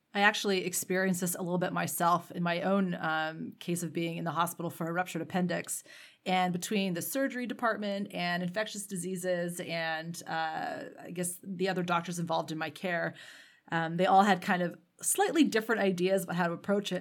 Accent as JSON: {"language": "English", "country": "Canada", "said": "as a Canadian myself"}